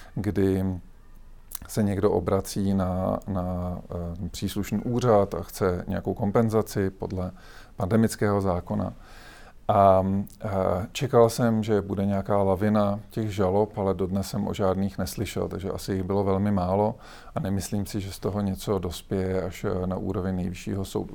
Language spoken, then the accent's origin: Czech; Czechia; my jako Češi